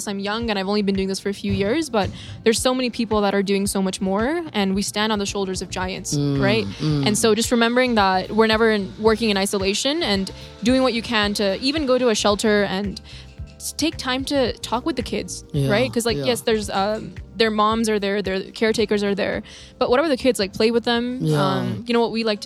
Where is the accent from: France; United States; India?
India; now in Canada; I'm from India originally. I live in Canada right now.